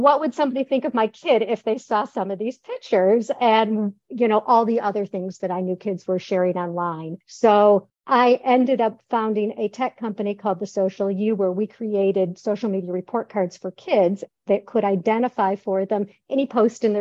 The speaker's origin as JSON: {"language": "English", "town": "Detroit", "region": "Michigan", "country": "United States", "tie": "born or raised there", "also_born_or_lived": "Chicago", "moved": "as an adult", "lives_now": "Florida, United States", "said": "I taught in Metro Detroit, where I grew up in Metro Detroit, and I actually stayed there to raise my kids."}